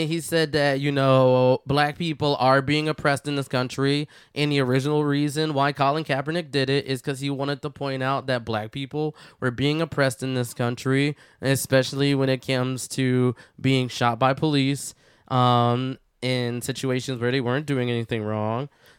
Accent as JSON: {"language": "English", "town": "Philadelphia", "region": "Pennsylvania", "country": "United States", "said": "I'm from Philly."}